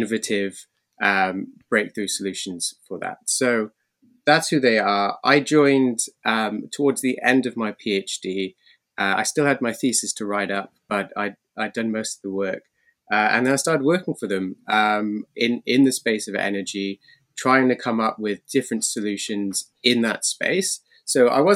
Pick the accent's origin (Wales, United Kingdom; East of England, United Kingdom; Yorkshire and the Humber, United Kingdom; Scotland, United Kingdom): Wales, United Kingdom; Cardiff; born in Wales, Cardiff, the capital city